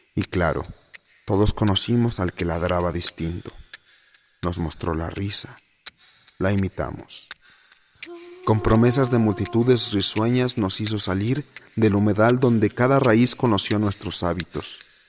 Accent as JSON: {"language": "Spanish", "region": "Mexico City", "country": "Mexico", "tie": "born or raised there", "said": "Nací hace 26 años en la Ciudad de México y vivo aquí desde entonces"}